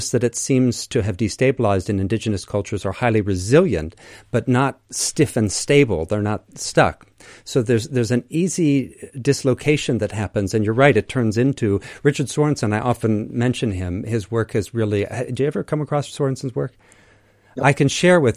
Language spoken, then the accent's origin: English; Crete, Greece; the kinship between my people and yours, because I'm from Crete in particular